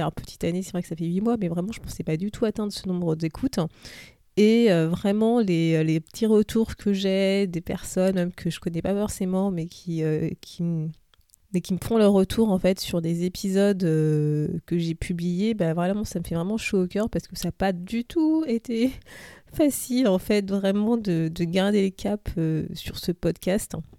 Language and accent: French; France; now in London, United Kingdom; je suis française, mais en ce moment, j'habite à Londres